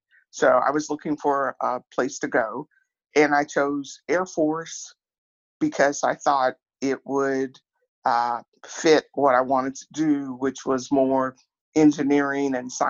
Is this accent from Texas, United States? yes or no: no; Atchison, Kansas, United States; I grew up in Atchison, Kansas, a small town in Atchison.